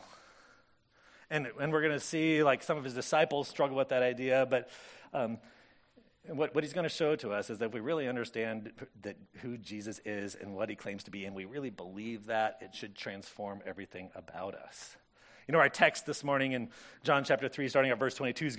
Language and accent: English; Corvallis, Oregon, United States; I grew up in Corvallis